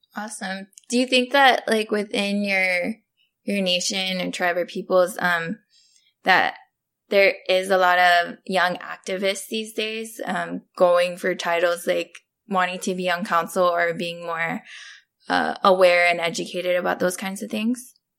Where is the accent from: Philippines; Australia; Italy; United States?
United States; Oahu, Hawaii; now in Texas, United States; I come from Papukulo, Oahu